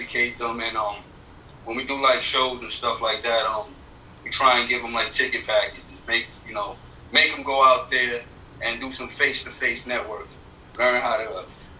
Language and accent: English; New York City, New York, United States; now in Highlands County, Florida, United States; But I'm from the Bronx, originally.